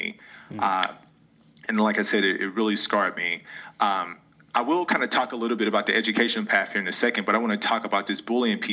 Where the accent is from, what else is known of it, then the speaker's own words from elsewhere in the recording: St. Louis, Missouri, United States; I'm originally from St. Louis. I grew up in North County